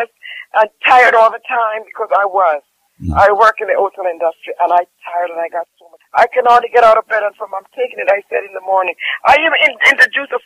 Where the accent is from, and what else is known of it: Jamaica